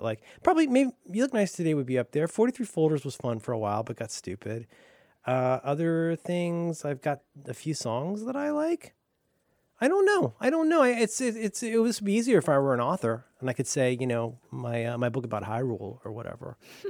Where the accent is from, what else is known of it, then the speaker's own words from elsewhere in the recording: Florida, United States; I'm from Florida. I didn't have anything good.